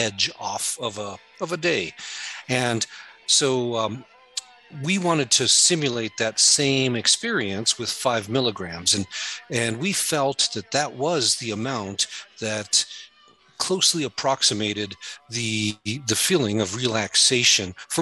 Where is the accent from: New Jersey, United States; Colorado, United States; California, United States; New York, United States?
Colorado, United States; when I was young, growing up in Colorado